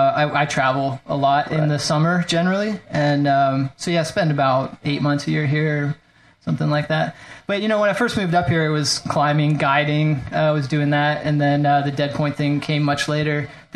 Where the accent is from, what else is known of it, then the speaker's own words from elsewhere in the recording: North Carolina, United States; Like, I came from North Carolina, and it's just slabs.